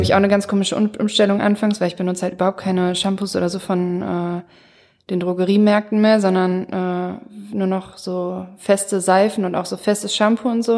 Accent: Mülheim, Germany; bei uns in Mülheim

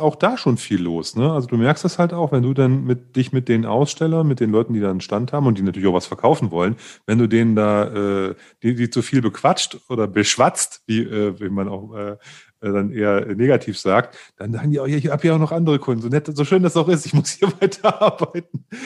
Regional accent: Leipzig, Saxony, Germany; als Leipziger

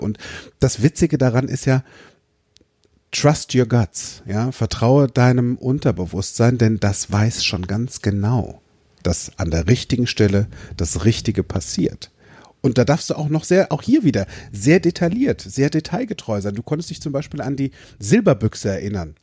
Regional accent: Limburg an der Lahn, Hesse, Germany; ich bin in Limburg an der Lahn groß geworden

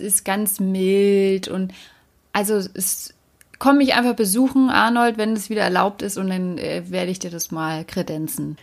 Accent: Berlin, Germany; ich bin ja Berlinerin

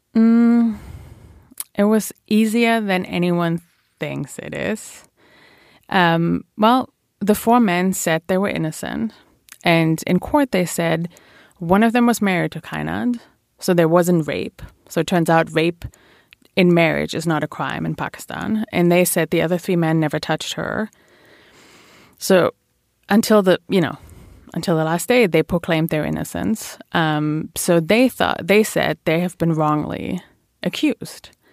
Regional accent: Bielefeld, North Rhine-Westphalia, Germany; English is a second language; moved away as an adult; now in New York, United States; I grew up in uh, Bielefeld, which uh, every German will start laughing about

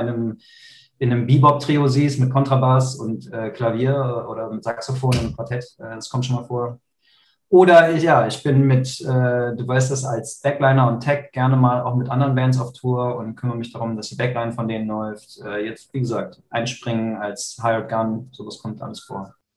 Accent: Krefeld, North Rhine-Westphalia, Germany; ich bin gerade in Krefeld, meiner Heimat.

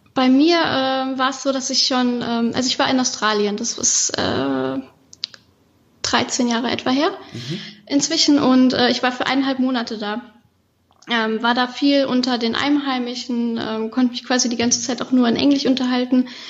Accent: Koblenz area, Rhineland-Palatinate, Germany; moved away as an adult; now in Malta; ich bin auf dem Land aufgewachsen. Ich bin zwar in Koblenz geboren, aber später dann aufs Land gezogen mit meinen Eltern. Das heißt, ich habe meine ganze Kindheit eigentlich da verbracht

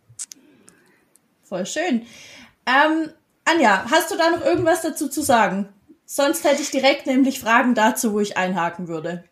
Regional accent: Baden-Württemberg, Germany; ich bin ja aus Baden-Württemberg, die meisten hören

